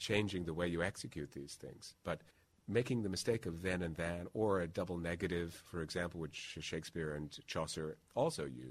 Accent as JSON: {"language": "English", "region": "Midwest", "country": "United States", "said": "being a Midwesterner"}